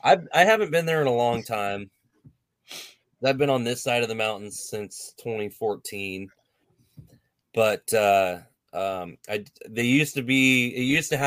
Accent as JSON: {"language": "English", "town": "Ellensburg", "region": "Washington", "country": "United States", "tie": "born or raised there", "also_born_or_lived": "Yakima, Washington / Cle Elum, Washington", "said": "I was born in Ellensburg, and spent a lot of time between Ellensburg, Yakima, and Clay Elum."}